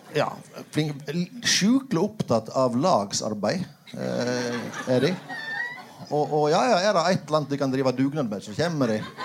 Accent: Aurland, Vestland, Norway; also born or lived in Flåm; now in Bergen, Norway; og jeg er jo fra Aurland kommune

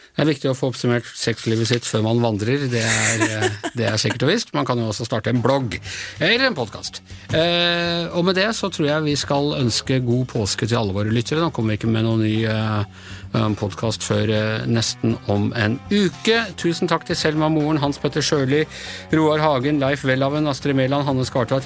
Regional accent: Ås, Akershus, Norway; jeg kommer fra Ås, det er jo nabokommune til Nesodden

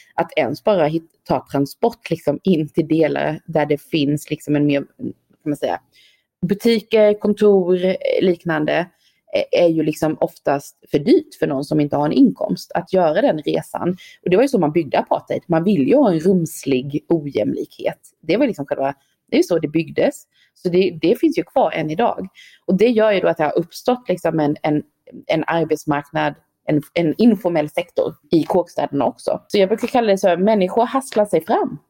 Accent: Sweden; moved away as an adult; also born or lived in Stockholm; now in South Africa; jag är svensk i Sydafrika

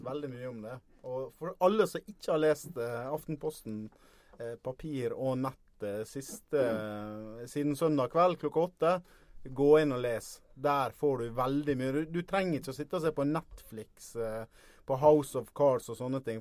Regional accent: Ålesund, Møre og Romsdal, Norway; accent: Sunnmøre dialect (Ålesund); now in Eastern Norway, Norway; hører du på dialekta mi at det var ikke noe stor helg for Ålesund heller

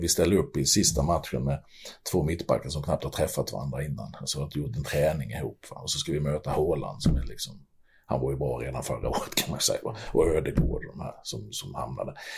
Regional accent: Sweden

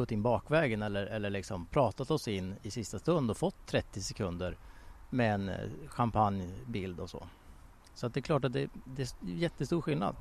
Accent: Sweden; jag kommer från Sverige

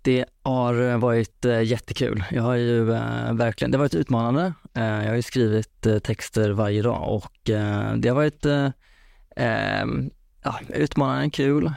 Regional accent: Vara, Västra Götaland, Sweden; now in Stockholm, Sweden; Jag kommer från Vara i Skaraborg så att eh, jag har flyttat upp hit till, till storstan nu.

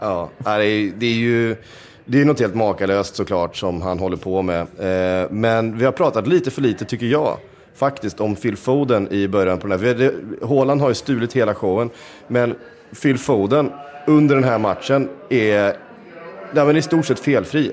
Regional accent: Sweden; som svensk

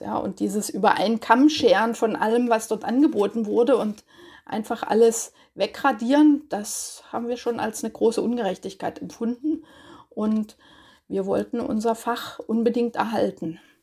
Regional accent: Görlitz, Saxony, Germany; moved away as an adult; also born or lived in Leipzig; now in Heidelberg, Germany; ich komme aus Görlitz

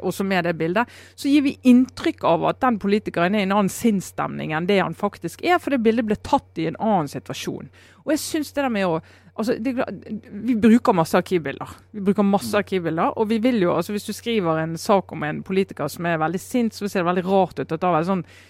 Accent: Hordaland, Vestland, Norway; mitt gamle fylke Hordaland

